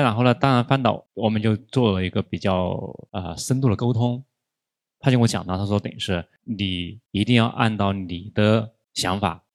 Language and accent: Chinese; Chongqing, China; 我们老家是重庆的